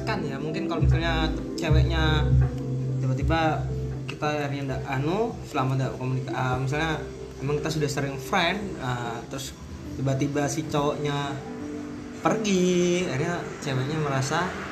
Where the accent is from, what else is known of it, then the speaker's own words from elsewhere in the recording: Java, Indonesia; aku kan orang Jawa terakhir di Jawa jadi bahasa Inggris gua agak-agak ini